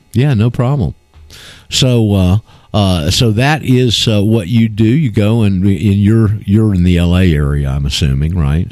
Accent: Florida, United States; my hometown uh, in Florida

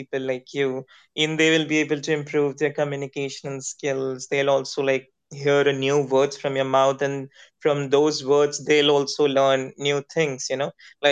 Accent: India; English is a second language; I'm an Indian

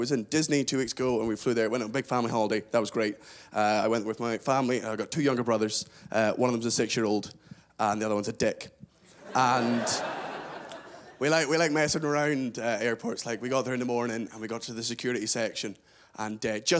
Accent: Scotland, United Kingdom; also born or lived in England; I am from Scotland. I was born in England, but I do consider myself fully Scottish

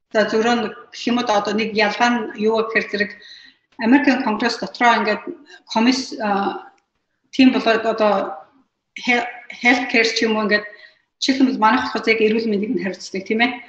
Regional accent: Mongolia; now in United States; Би одоо Америк дээрээ 20 гаруй жил болж байна.

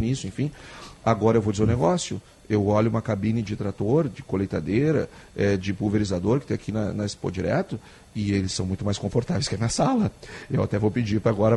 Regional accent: Gaúcho, Rio Grande do Sul, Brazil; todos nós somos gaúchos, todos nós vivemos aqui

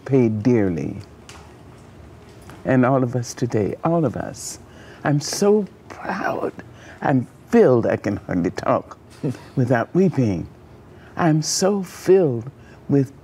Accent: United States; I am an American

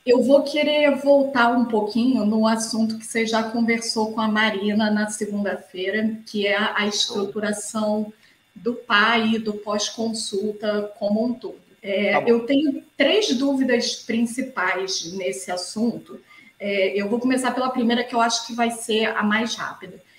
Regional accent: Rio de Janeiro, Brazil; Eu sou do Rio de Janeiro, minha formação médica, faculdade, residência toda foi feita aqui no Rio

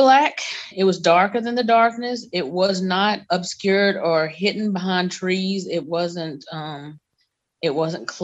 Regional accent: North Alabama, United States; I'm from Alabama, North Alabama to be exact.

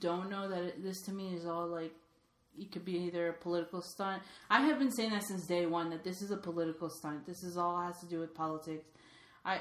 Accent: New York, United States; moved away; I'm originally from New York

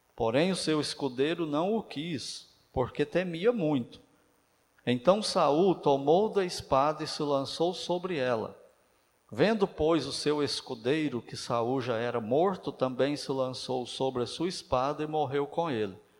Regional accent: Uberaba, Minas Gerais, Brazil; Eu sou de Uberaba

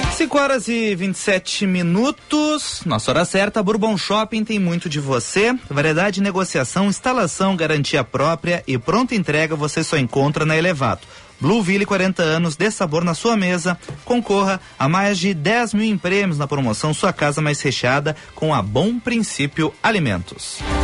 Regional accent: São Francisco de Paula, Rio Grande do Sul, Brazil; a minha cidade onde eu nasci

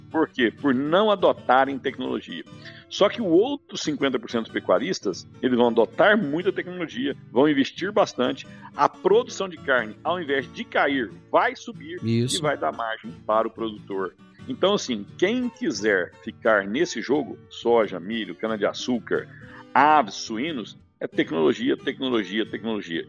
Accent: Rio Verde, Goiás, Brazil; eu sou de Rio Verde

